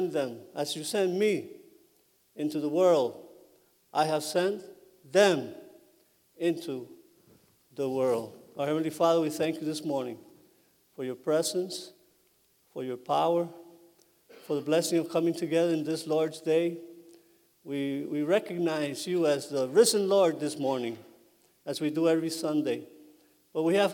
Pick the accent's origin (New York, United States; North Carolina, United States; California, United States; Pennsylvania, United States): New York, United States; New York City; moved away as an adult; also born or lived in Puerto Rico / Connecticut; I grew up in New York City